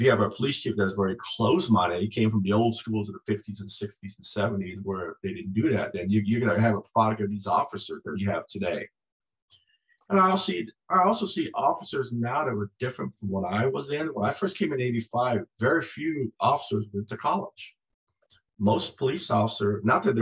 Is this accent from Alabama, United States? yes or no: no; Berkeley, California, United States; also born or lived in Saigon, Vietnam; growing up in Berkeley